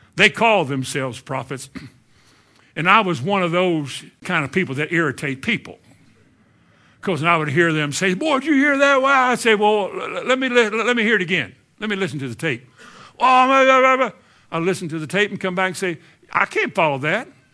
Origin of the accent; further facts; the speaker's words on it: Kentucky, United States; I'm from Kentucky